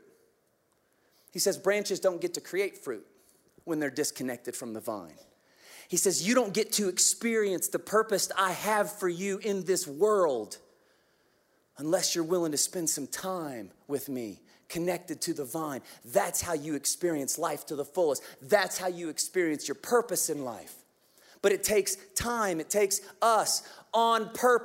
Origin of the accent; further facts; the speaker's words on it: Kansas, United States; I'm from Kansas.